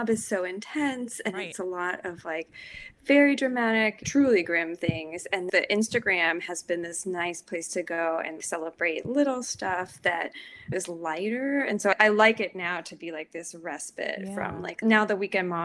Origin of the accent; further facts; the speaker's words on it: Austin, Texas, United States; also born or lived in Boston; now in New York, United States; I'm from Austin